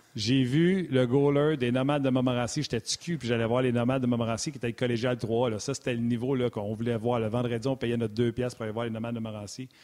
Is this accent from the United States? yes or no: no; Laval, Quebec, Canada; je suis de Laval